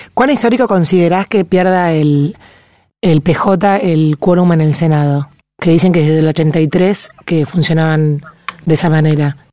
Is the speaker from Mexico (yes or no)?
no; Argentina; nuestro país